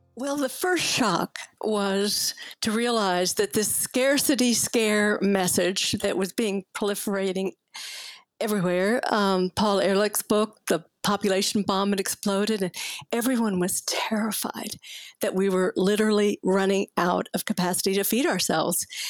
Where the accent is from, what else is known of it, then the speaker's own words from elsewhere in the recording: Fort Worth, Texas, United States; I grew up in Cowtown, and I could almost smell the stockyards from where I lived, right? It was Fort Worth, Texas